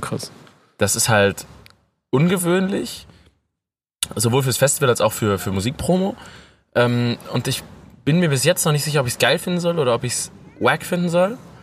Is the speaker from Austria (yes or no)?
no; North Rhine-Westphalia, Germany; dass ich aus Ostwestfalen komme